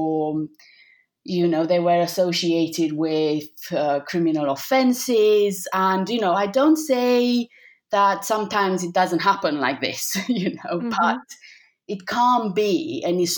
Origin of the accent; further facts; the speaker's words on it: Bucharest, Romania; moved away as an adult; now in Wales, United Kingdom; I was born in Romania, in Bucharest, and now I live in the UK, in Wales